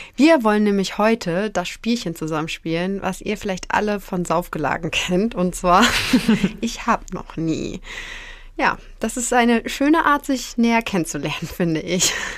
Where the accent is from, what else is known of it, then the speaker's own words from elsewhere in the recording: Northern Germany, Germany; bei uns im Norden